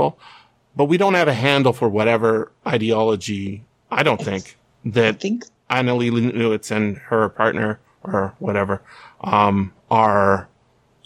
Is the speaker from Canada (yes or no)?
yes; British Columbia, Canada; I'm a British Columbian.